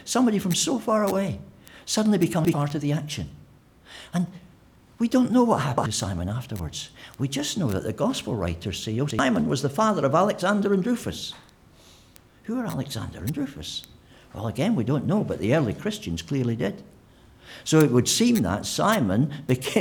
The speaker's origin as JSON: {"language": "English", "region": "Scotland", "country": "United Kingdom", "moved": "yes", "said": "I'm Scottish"}